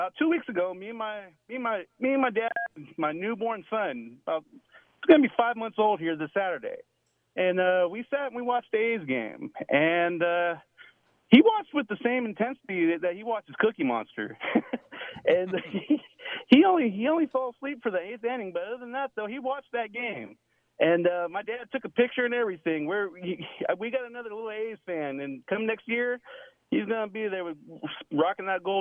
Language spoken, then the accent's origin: English; Oakland, California, United States; also born or lived in Alameda / Newark / Union City / San Leandro; now in Ukiah, United States; I was born in Oakland, lived all around the East Bay, Alameda, Newark, Union City, San Leandro